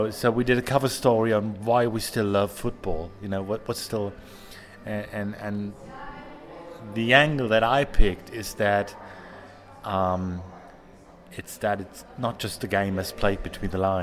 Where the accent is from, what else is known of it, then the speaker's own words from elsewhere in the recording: Ruhr area, near Dortmund, North Rhine-Westphalia, Germany; English is a second language; also born or lived in Baltic Sea; when I was 1 year old, my family moved away from Dortmund, just 20 minutes down the road